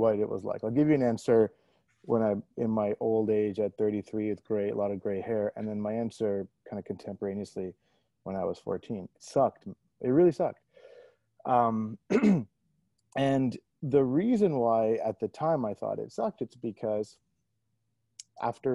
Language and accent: English; Toronto, Ontario, Canada; moved away as an adult; also born or lived in New Delhi, India / Ottawa, Canada; now in Bay Area, United States; I was born in India, then moved to Canada, effectively grew up in Toronto, Canada.